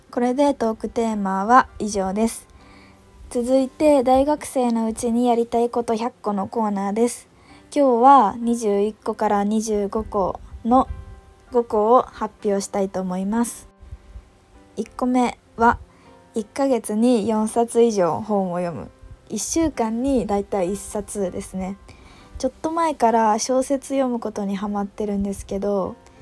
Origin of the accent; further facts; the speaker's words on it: Yamanashi, Japan; 私の地元の山梨県